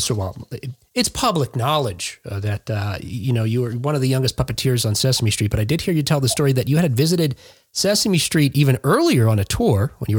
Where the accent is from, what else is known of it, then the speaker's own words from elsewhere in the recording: Jersey City, New Jersey, United States; I'm from Jersey City.